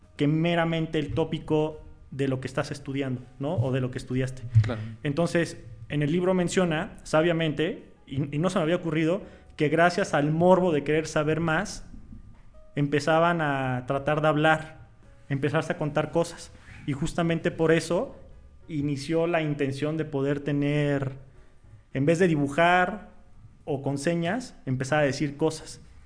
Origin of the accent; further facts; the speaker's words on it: Mexico; nosotros somos mexicanos